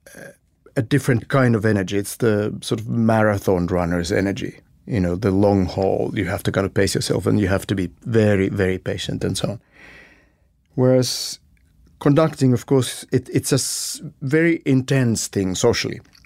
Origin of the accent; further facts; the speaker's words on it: Helsinki, Uusimaa, Finland; I was born and raised in Helsinki, Finland